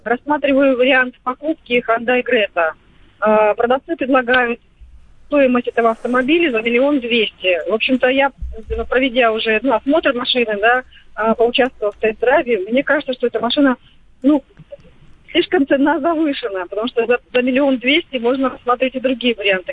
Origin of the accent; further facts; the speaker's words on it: Vladimir, Vladimir Oblast, Russia; я из Владимира